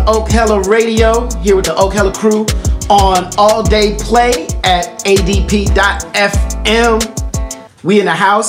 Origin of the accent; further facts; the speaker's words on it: New York City, New York, United States; I'm from the Lower East Side, Puerto Rican neighborhood.